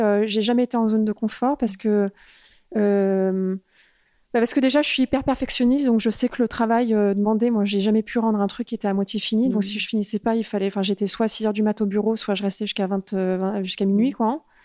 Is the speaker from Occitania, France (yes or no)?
no; Paris, Île-de-France, France; moved away as an adult; also born or lived in United States / Los Angeles; je, suis née en France. J'ai grandi en France jusqu'à mes 21 ans